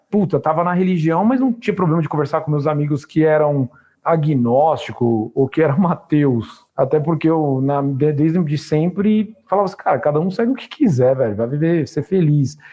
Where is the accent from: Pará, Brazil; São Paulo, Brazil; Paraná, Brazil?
São Paulo, Brazil; ABC region; pro lugar que eu nasci